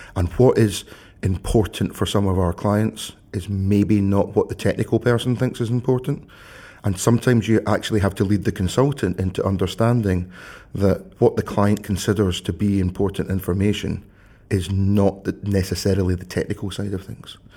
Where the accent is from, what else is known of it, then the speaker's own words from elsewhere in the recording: Scotland, United Kingdom; also born or lived in Glasgow; I, I live in Glasgow. You, you will not be surprised, listeners, to know I am Scottish